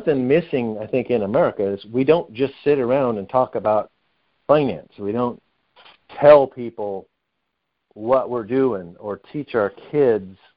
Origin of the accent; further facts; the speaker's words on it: Medford, Oregon, United States; I grew up in Medford, Oregon, just over the California border